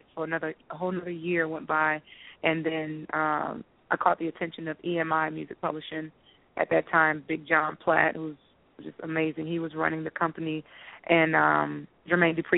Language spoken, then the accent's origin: English; Decatur, Georgia, United States; I'm just a little girl from Decatur, Georgia